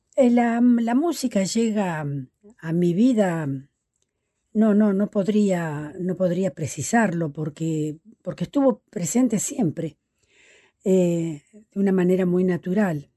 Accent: La Maruja, La Pampa, Argentina; now in Santa Rosa, Argentina; yo soy del norte de la, de, la, provincia de La Pampa, de un pueblito muy pequeño, eh, que ya casi en el límite con Córdoba, que se llama La Maruja. Allí nací

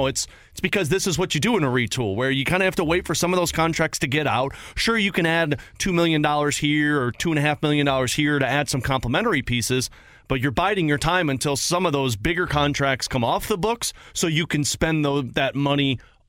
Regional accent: Jeffco, Missouri, United States; I was the Jeffco ….

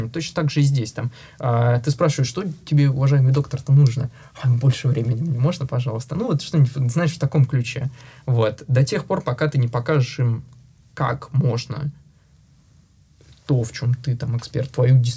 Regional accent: Russia; русскоязычный сооснователь, а, россиянин, а, не только даже русскоязычный, я единственный а, россиянин, сооснователь э, в нашей компании.

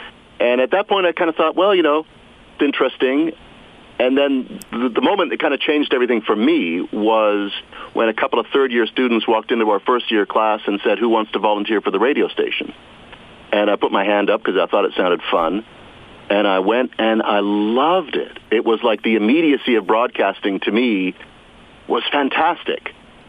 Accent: Toronto, Ontario, Canada; moved away as an adult; also born or lived in Saskatoon / Calgary; I had a great time growing up in North York.

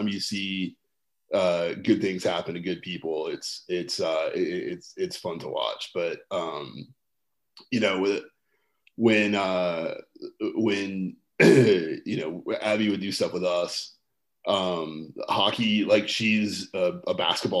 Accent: North Carolina, United States; I've born and raised in North Carolina

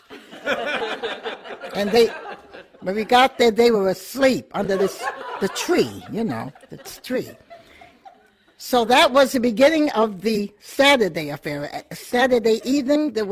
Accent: Portsmouth, New Hampshire, United States; Born and raised here in Portsmouth, New Hampshire

